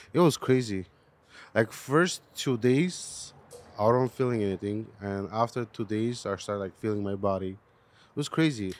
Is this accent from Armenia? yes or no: yes; Armenia; now in United States; I was born in Armenia.